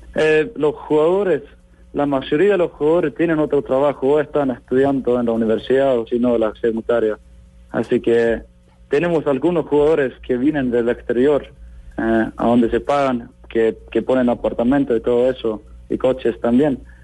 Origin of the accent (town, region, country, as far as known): Iceland